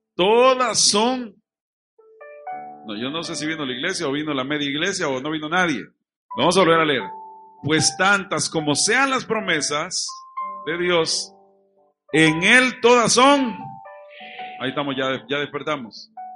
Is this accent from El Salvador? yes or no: yes; Chalchuapa, Santa Ana, El Salvador; now in Santa Ana, El Salvador; Aquí es donde yo me crié